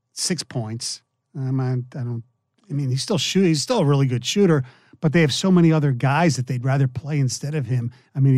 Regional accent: Philadelphia, Pennsylvania, United States; moved away; my hometown team, the process, the Sixers

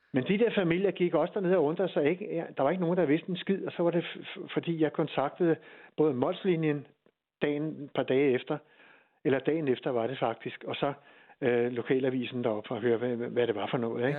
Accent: Hirtshals, North Denmark Region, Denmark; jeg er fra Hirtshals

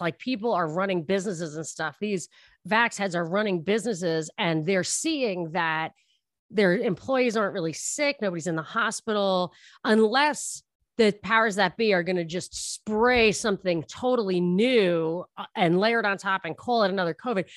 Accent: New York, United States; moved away; I'm from New York, and I lived right near the Trump International

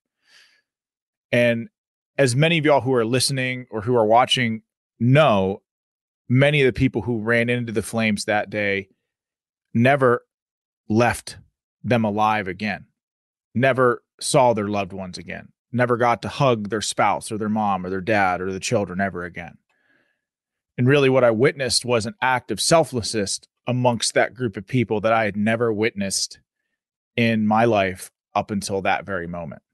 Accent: Pittsburgh, Pennsylvania, United States; I was just a city kid from Pittsburgh. I was born in Oakland, moved out to a suburb, had a great life

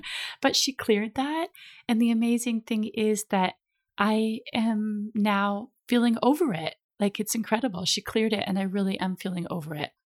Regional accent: Minnesota, United States; also born or lived in California; now in Ibiza, Spain; I'm from Minnesota, which is the land of ten thousand lakes

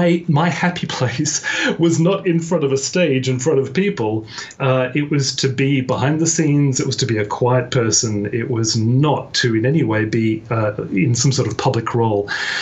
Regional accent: Australia; Firstly, I was born in Australia, but I was born to British parents. Okay. So I don't have, you know, a really Australian accent, but I don't have, you know, a plush, pommy accent either.

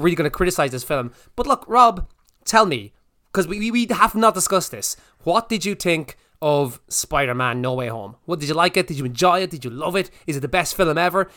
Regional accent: Ireland; we're Irish

